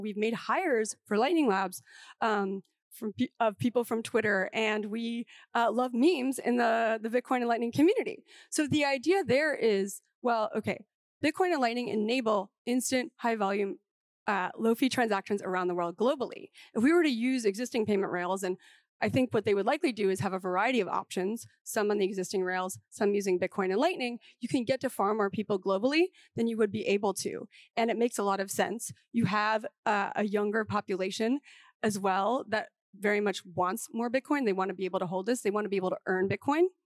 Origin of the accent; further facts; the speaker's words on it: New York, United States; as a New Yorker